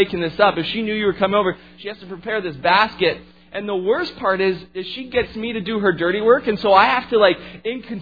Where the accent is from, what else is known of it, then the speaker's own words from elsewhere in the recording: Fonthill, Ontario, Canada; moved away as an adult; also born or lived in Lake Point; I actually grew up just outside of Niagara Falls area in a small town called Font Hill